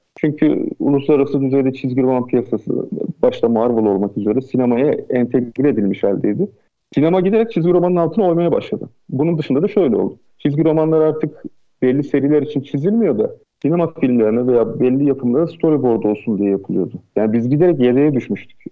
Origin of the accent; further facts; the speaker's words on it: Aydın, Turkey; Ben e, Aydın'da doğup büyüdüm